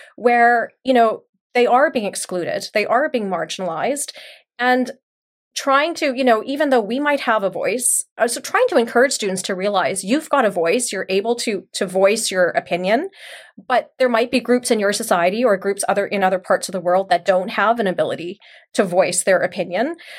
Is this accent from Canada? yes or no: yes; Canada; moved away as an adult; also born or lived in Mauritius; I grew up here in Canada. I was born here.